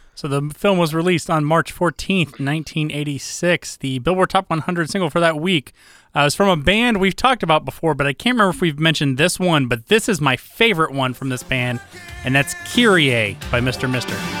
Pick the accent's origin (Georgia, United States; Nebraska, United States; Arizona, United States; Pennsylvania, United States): Georgia, United States; also born or lived in Iowa; I'm Iowa born, but Georgia bred